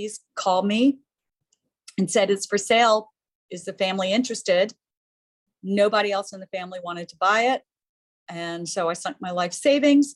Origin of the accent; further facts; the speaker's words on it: Georgia, United States; we're from the South. We're from Georgia